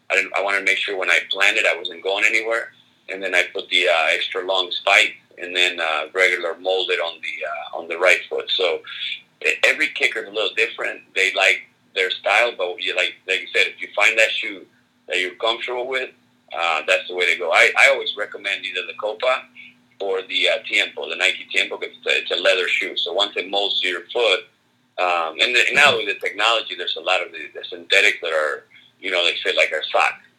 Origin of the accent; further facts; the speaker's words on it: Argentina; I'm from Argentina, so the whole it was a whole uh, a whole uh, you know good luck combination